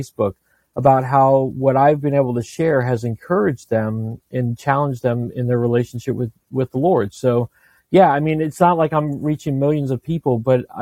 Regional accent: Northern Virginia, United States; I grew up in Northern Virginia

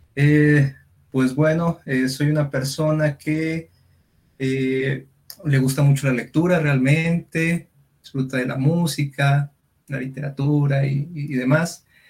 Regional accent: Durango, Mexico; yo soy de Durango

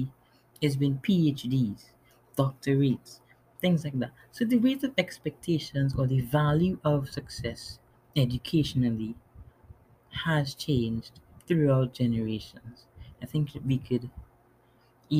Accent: Trinidad & Tobago; also born or lived in New York City, United States; now in New York, United States; I was born in New York City, but grew up in Trinidad and Tobago in the Caribbean. And now I'm back in New York

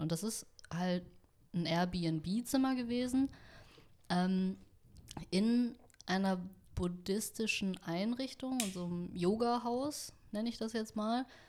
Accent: Vietnam; ich bin Vietnamesin

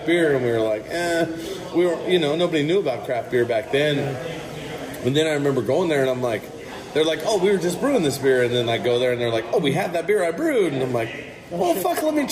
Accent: Modesto, California, United States; I grew up in Modesto

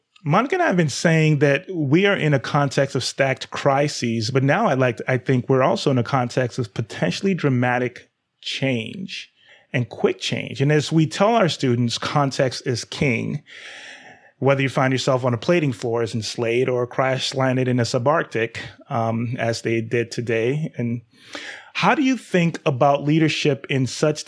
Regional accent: Nigeria; I'm black male, but I'm also Nigerian, so I'm not African-American.

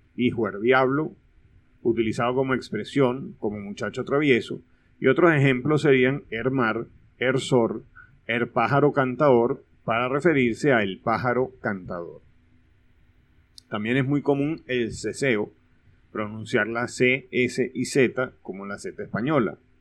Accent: Venezuela; los venezolanos insistimos en que tenemos acento neutro

